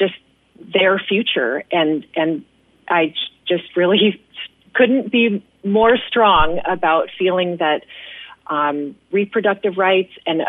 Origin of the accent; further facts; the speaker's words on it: Bethel, Alaska, United States; I am from Bethel originally